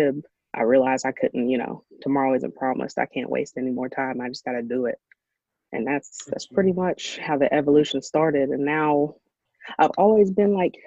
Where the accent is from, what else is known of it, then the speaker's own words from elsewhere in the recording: Ashland, Kentucky, United States; my hometown, Ashland, Kentucky